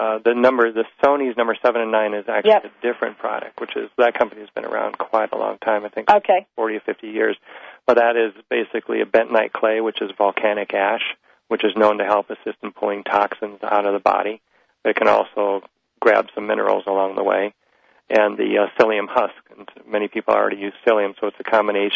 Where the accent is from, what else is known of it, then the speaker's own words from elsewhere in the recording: Midwest, United States; I'm just from the Midwest